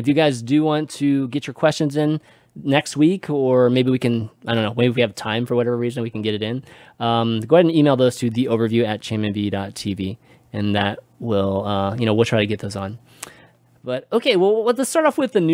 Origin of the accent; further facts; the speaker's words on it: Houston, Texas, United States; Houston got a team, given that it's kind of my hometown, or at least where the town I grew up